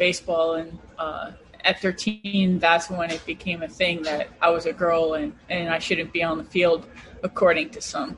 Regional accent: Cleveland, Ohio, United States; also born or lived in Los Angeles; I grew up, we moved to Cleveland, and I grew up getting to go to baseball games with my grandfather

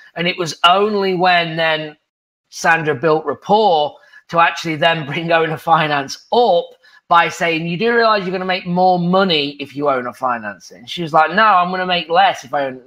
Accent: England, United Kingdom; moved away as an adult; now in United States

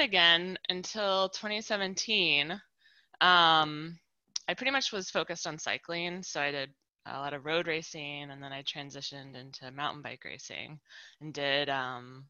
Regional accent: Spokane, Washington, United States; I grew up in Spokane, Washington, and swam in like Coeur d'Alene Lake and the Snake River.

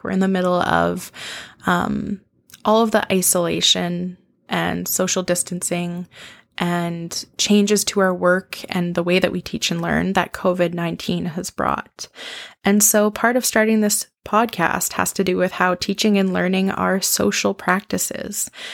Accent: Saskatoon, Saskatchewan, Canada; also born or lived in Edmonton, Alberta; was born in Edmonton, Alberta, and raised in Saskatoon, Saskatchewan, Canada, which is where I live now

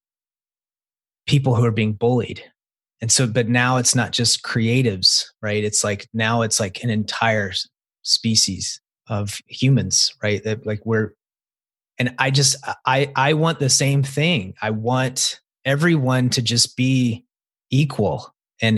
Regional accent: the South, United States; I grew up in the South

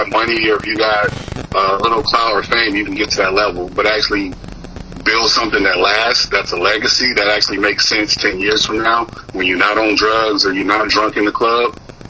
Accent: the South, United States; now in California, United States; look, I love Cali, and but I'm from the South. And the most annoying thing, I guess, was trying to change my accent.

